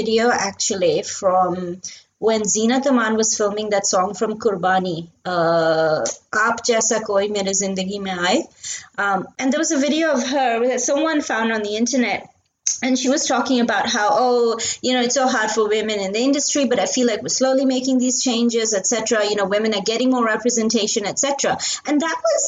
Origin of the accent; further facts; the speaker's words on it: India; I grew up in India in the 90s